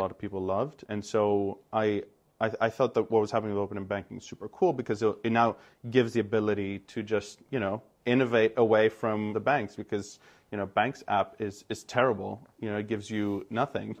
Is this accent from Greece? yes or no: yes; Greece; moved away as an adult; also born or lived in United States; I emerged Greek, and I went off to the U S, where I studied economics